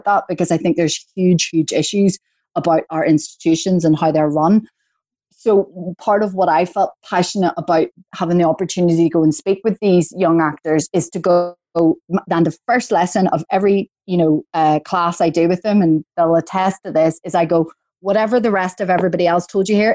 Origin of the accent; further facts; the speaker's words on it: Belfast, Northern Ireland, United Kingdom; accent: Belfast; moved away as an adult; also born or lived in Coleraine / London; I'm from Belfast. So Northern Ireland, you know, my accent's always been Belfast.